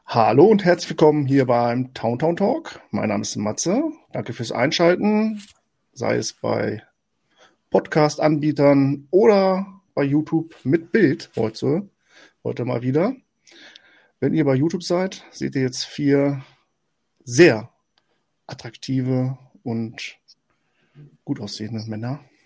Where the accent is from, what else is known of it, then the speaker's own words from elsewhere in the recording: Hanover region, Lower Saxony, Germany; ich komme aus der Region Hannover, äh, zwischen, zwischen Hannover und Celle